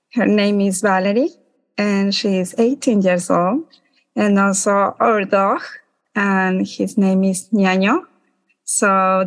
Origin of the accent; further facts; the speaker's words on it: Ecuador; moved away as an adult; now in New York, United States; I am from Ecuador